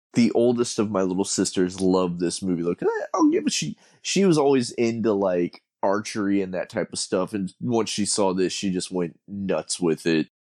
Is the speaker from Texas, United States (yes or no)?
yes; San Antonio, Texas, United States; growing up in San Antonio